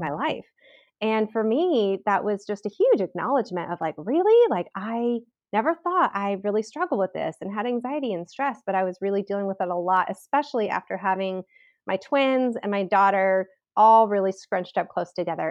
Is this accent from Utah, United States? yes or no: no; Southern California, United States; moved away as an adult; now in Southern Idaho, United States; we moved from Southern California, I've always been a California girl, and we moved from Southern California to, um, kind of the rural hills of Southern Idaho